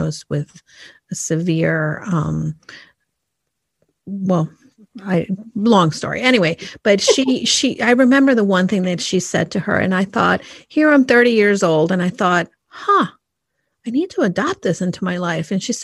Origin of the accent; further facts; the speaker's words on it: New York, United States; now in Connecticut, United States; someone who lives here in Connecticut, but I'm like, no. I came from New York